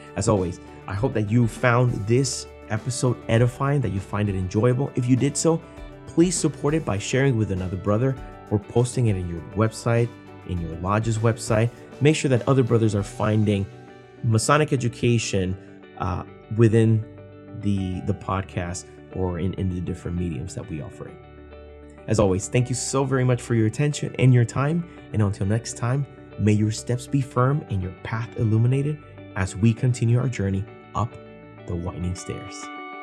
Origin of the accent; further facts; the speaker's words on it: Puerto Rico; I was born and raised in Puerto Rico